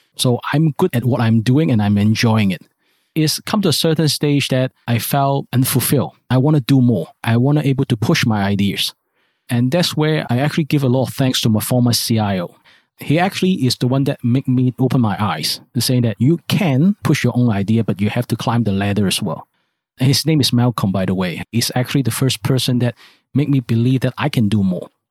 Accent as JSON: {"language": "English", "country": "Hong Kong", "tie": "born or raised there", "said": "I grew up in Hong Kong. I based in Hong Kong."}